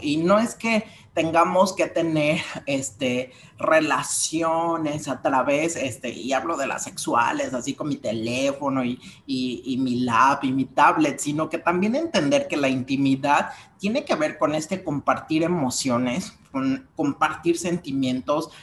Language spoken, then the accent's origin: Spanish; Mexico; vamos como mexicanos